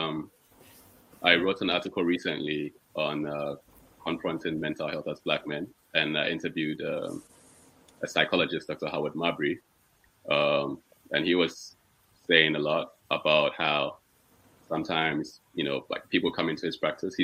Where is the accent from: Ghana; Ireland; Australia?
Ghana; moved away as an adult; now in Netherlands; I'm Ghanaian, so from Ghana. I'm currently based in the Netherlands.